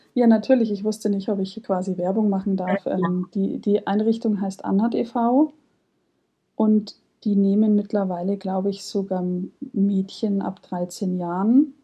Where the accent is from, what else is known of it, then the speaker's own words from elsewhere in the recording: Munich, Bavaria, Germany; bin 30 Jahre alt, ich komme aus München